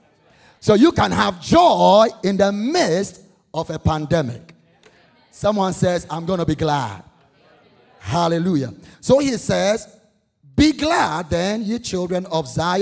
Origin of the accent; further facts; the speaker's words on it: Ghana; moved away as an adult; I'm originally from Ghana, West Africa. Been here almost 20 years